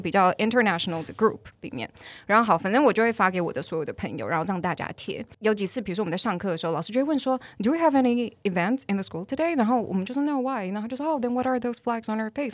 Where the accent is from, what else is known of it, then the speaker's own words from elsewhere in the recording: Taiwan; moved away as an adult; also born or lived in Bangkok; 我没有号称我是真的台湾土生土长啊